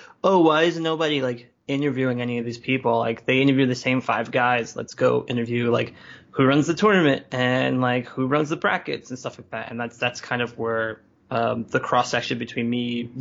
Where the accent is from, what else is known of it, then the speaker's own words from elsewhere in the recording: New York City, New York, United States; also born or lived in Bay Area; now in Philadelphia, United States; I grew up in Brooklyn in, like, you know, early 90s.